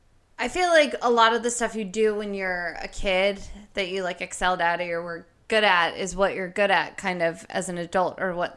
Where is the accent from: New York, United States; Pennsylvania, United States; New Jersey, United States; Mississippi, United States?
New Jersey, United States; now in Los Angeles, United States; I grew up in New Jersey, but we moved out to LA for a little bit, for like a year. And then I moved back to Jersey when I was 6, 7.